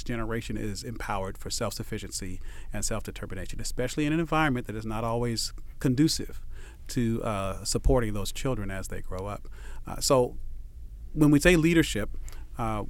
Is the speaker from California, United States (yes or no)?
yes; Los Angeles, California, United States; moved away as an adult; now in San Diego, United States; My little brother still lives in the house that we grew up